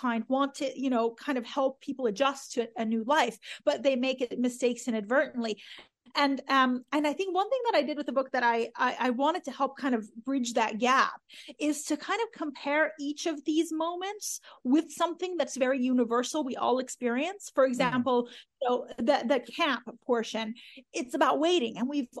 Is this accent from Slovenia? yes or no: no; Iran; born there; I mean, I was born in Iran in 1979, which is right around, well, right when the revolution happened.